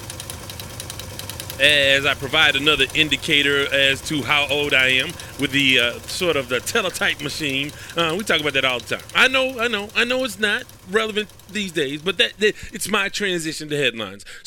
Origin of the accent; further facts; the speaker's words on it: United States; I'm from the United States